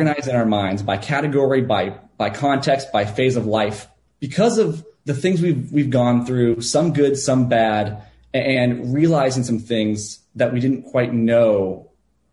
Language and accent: English; Los Angeles, California, United States; moved away as an adult; now in Austin, United States; But I'm originally from Los Angeles, California.